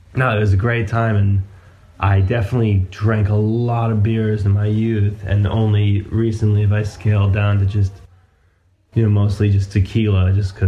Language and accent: English; New York City, New York, United States; I grew up in New York City